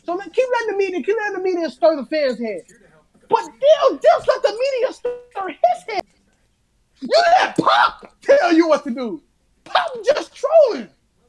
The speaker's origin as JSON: {"language": "English", "town": "Chicago", "region": "Illinois", "country": "United States", "said": "I'm from Chicago. Love this city."}